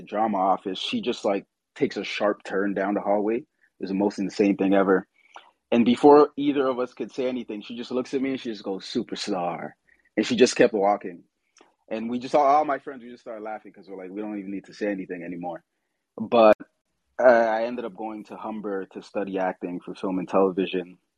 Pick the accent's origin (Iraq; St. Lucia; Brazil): St. Lucia; moved away; I was born in St. Lucia. So my grandmother did theater there